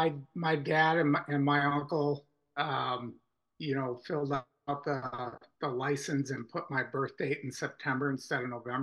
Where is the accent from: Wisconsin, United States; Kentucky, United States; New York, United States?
Wisconsin, United States; Pewaukee; I'm from Waukesha County. I was born and raised in Pewaukee on a small farm. Both my parents grew up on dairy farms in northern Wisconsin.